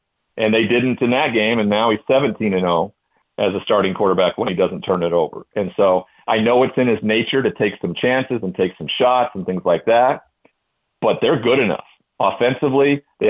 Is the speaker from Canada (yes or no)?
no; Montana, United States; moved away; also born or lived in Pacific Northwest; growing up in Montana, you know, you have molasses in your blood, which keeps everything, you know, slow moving and warm